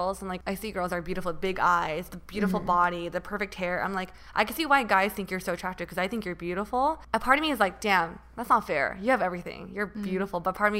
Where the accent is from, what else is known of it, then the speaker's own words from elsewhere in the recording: United States; also born or lived in Taiwan; I feel like growing up in America, you're taught to love yourself and your body.